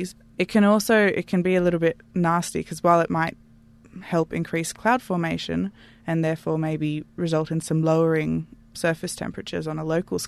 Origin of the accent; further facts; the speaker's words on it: Canberra, Australian Capital Territory, Australia; moved away; I'm from Canberra originally